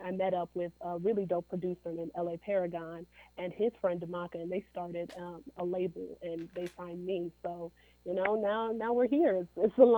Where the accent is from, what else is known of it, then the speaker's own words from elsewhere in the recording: Country Club Hills, Illinois, United States; I'm from the south suburbs of Chicago. So, you know, not necessarily as close to Chicago, but south suburbs, Country Club Hills.